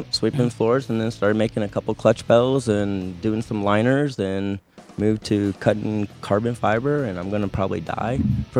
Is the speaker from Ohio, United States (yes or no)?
no; Orlando, Florida, United States; moved away as an adult; now in Montana, United States; Yep. Born and raised in Orlando